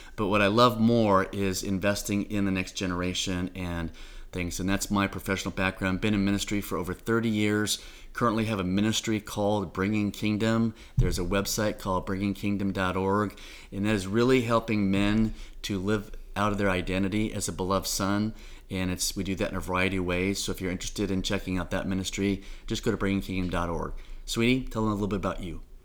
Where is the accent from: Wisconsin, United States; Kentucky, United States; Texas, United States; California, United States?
California, United States; Orange County, Southern; moved away as an adult; now in Suwanee, United States; I've grown up in Orange County all my life, out in Southern California.